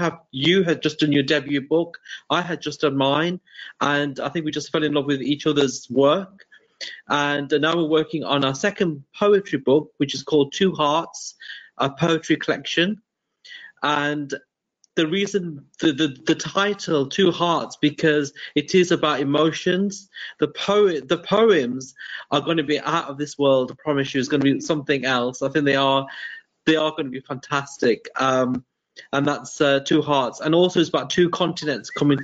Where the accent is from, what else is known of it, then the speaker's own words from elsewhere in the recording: Birmingham, West Midlands, United Kingdom; now in Derby, United Kingdom; I was born in Birmingham in England, but now I live in Derby